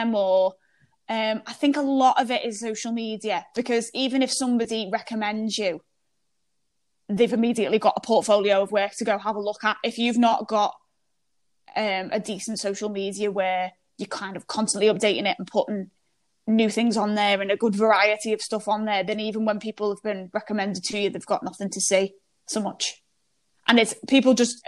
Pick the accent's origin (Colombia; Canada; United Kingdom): United Kingdom; me being British